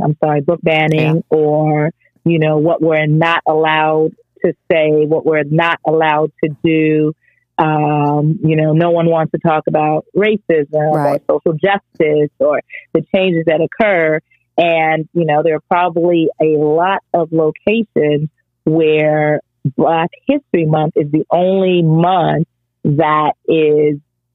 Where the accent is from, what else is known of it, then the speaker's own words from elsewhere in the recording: United States; born there; you know, I was Jamaican every day, although I was born in the United States.